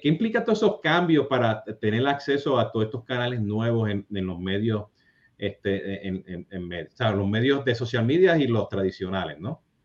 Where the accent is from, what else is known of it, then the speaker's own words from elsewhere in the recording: Puerto Rico; yo siendo puertorriqueño